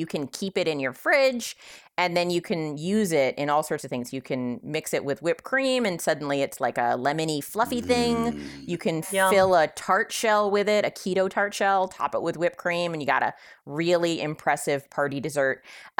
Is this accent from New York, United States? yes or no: no; California, United States; I'm from California.